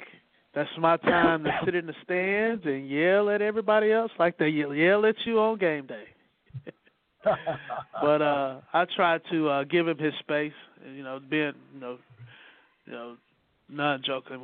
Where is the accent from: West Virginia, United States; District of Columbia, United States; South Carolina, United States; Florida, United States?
South Carolina, United States; Greer; the culture of where I grew up at in Greer, South Carolina